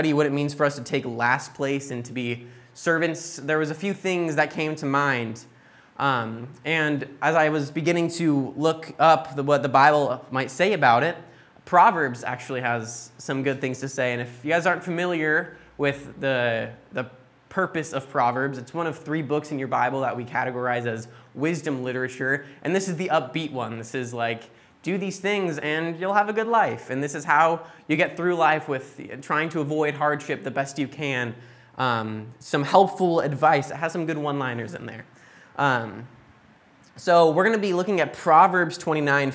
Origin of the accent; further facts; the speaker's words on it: United States; moved away; growing up in the States